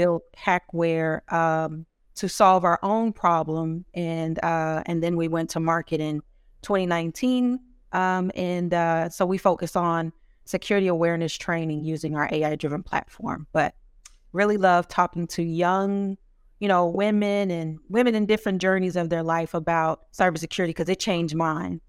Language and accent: English; Dallas, Texas, United States; I'm from North Texas, Dallas, Texas, so another Texas person in here.